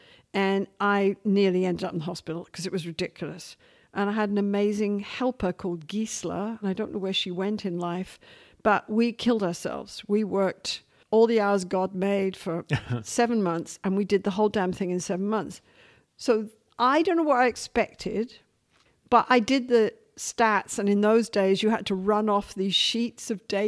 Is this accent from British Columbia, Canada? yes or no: yes; Vancouver, British Columbia, Canada; I'm the lady from Vancouver